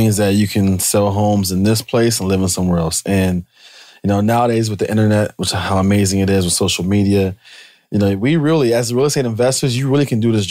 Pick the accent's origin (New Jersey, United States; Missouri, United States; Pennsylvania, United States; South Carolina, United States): Pennsylvania, United States; also born or lived in Michigan; I'm from Pennsylvania. I have a lot of roots as far as family and friends in Harrisburg.